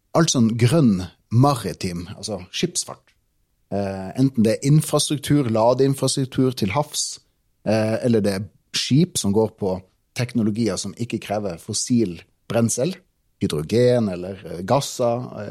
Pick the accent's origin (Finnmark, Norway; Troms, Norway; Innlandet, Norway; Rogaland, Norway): Troms, Norway; Tromsø; jeg er en gutt fra Tromsø